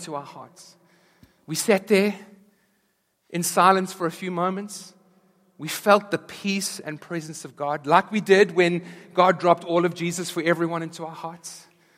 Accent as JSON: {"language": "English", "country": "South Africa", "moved": "yes", "said": "back in South Africa, we were there through apartheid, and then as apartheid was abolished"}